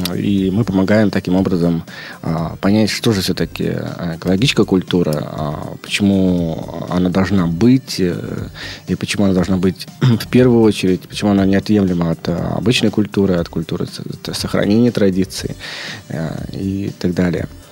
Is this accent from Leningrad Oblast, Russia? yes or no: yes; Leningrad Oblast, Russia; moved away as an adult; also born or lived in Moscow / Estonia / France; Я родился э, в Ленинградской области, но большую часть своей трудовой деятельности провел в Москве